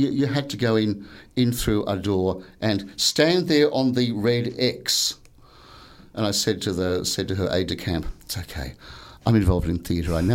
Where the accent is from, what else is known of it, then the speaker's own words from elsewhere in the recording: Newcastle, New South Wales, Australia; I come from Newcastle